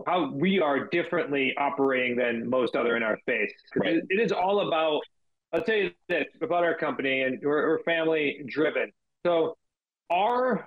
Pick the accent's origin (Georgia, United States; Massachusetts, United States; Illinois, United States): Massachusetts, United States; us being from Massachusetts